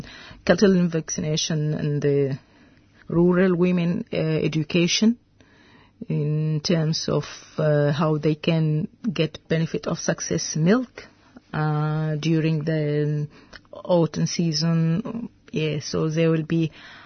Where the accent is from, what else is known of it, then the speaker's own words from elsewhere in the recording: Khartoum, Sudan; English is a second language; moved away as an adult; now in Australia; I'm from North Sudan, Khartoum